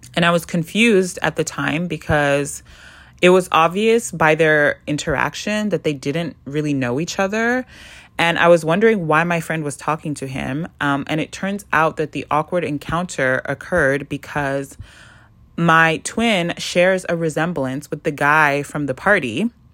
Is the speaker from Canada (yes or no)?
yes; Canada; moved away as an adult; also born or lived in South America; now in Toronto, Canada; I moved back to Canada. And I landed in Toronto after coming back from South America